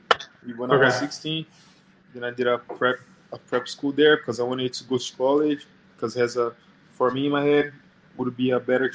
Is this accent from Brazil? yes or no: yes; Brazil; moved away; I'm playing for the Rockets right now. And I'm from Brazil. I'm 24 years old.